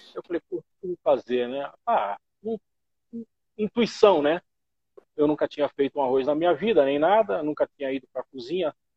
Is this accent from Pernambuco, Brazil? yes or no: yes; Pernambuco, Brazil; also born or lived in Belo Horizonte; now in São Paulo, Brazil; sou nortista, pernambucano